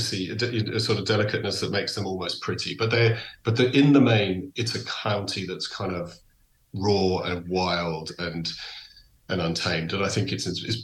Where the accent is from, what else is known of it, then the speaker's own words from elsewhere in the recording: England, United Kingdom; moved away; also born or lived in Donegal; So I grew up in England, but my heart is 100% Irish.